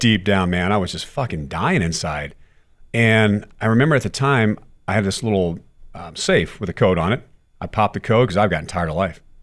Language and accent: English; Texas, United States; as a kid growing up in Texas